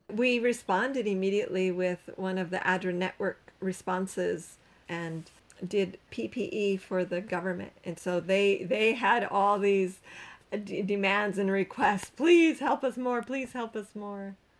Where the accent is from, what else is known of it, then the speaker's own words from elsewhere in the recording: Canada; moved away as an adult; now in Cambodia; I'm Canadian